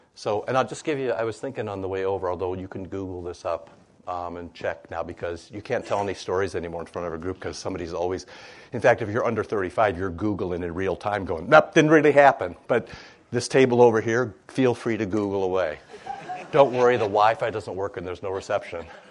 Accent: Iowa, United States; I'm from Iowa. More pigs than people.

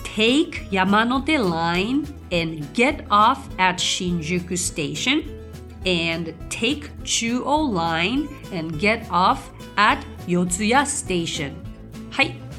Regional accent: Tokyo, Japan; 生まれも育ちももうめちゃくちゃ東京なんですよ

